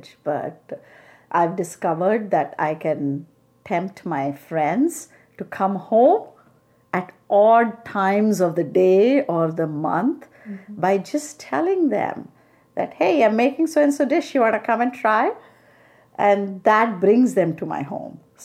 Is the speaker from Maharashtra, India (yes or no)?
no; Jabalpur, Madhya Pradesh, India; moved away as an adult; now in United States; my dad had been transferred from Jabalpur, my hometown